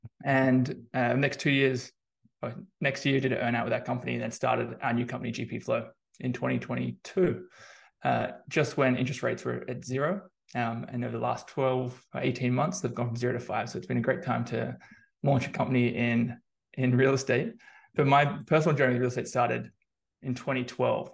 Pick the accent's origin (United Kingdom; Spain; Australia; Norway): Australia; moved away as an adult; now in San Francisco, United States; I'm originally Australian, as I'm sure you can tell from the accent.